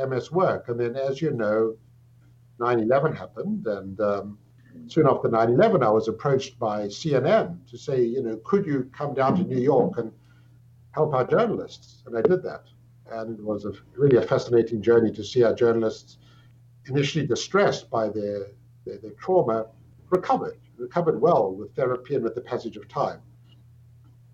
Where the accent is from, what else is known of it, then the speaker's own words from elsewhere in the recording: South Africa; moved away as an adult; also born or lived in England; now in Toronto, Canada; I'm South African by birth. I grew up in South Africa.